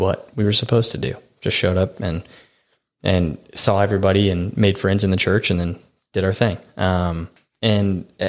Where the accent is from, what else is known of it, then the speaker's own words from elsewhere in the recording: the Bible Belt, United States; I mean, growing up was great. Growing up in the Bible Belt, everybody went to church.